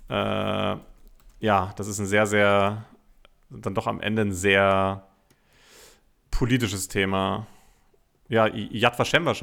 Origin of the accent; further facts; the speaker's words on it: Germany; Es ist sehr unangenehm, gerade als Deutscher es ist die absolute Hölle.